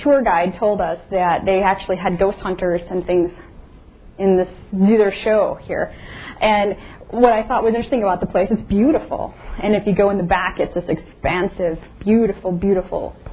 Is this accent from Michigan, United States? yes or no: no; Indiana, United States; I'm from Indiana